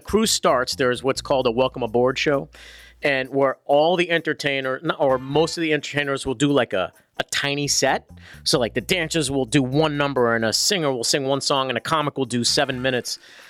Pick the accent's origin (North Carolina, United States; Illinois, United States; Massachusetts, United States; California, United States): Massachusetts, United States; Worcester; born or raised there